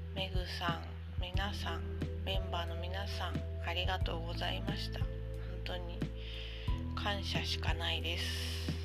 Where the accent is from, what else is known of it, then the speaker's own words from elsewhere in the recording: Sendai, Miyagi, Japan; now in Kanto, Japan; 私今関東に住んでるけど出身は仙台市なの